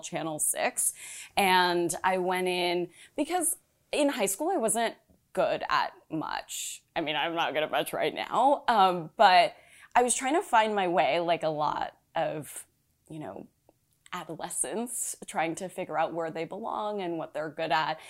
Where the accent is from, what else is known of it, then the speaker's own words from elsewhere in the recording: Los Angeles, California, United States; moved away as an adult; also born or lived in Orange County, California / Chicago; now in New York, United States; I was born in L